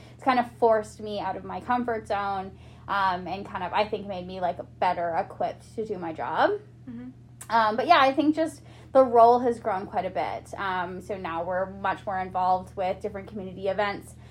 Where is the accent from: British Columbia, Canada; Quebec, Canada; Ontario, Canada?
British Columbia, Canada; Quesnel; also born or lived in Nanaimo; now in Prince George, Canada; I grew up like in Quesnel